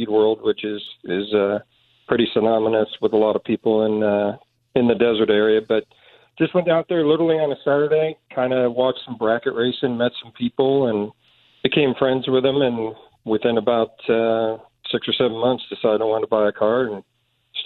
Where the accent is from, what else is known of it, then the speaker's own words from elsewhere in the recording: Kansas City, United States; moved away; I'm originally from Kansas City, and probably like everybody in high school, grew up around race cars